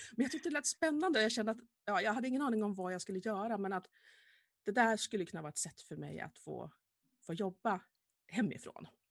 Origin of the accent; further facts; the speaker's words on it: Vilhelmina, Västerbotten County, Sweden; jag ville gärna bo kvar hemma i Vilhelmina